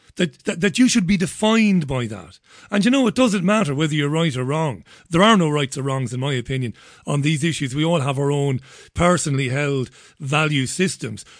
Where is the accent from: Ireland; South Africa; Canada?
Ireland; moved away; growing up in Ireland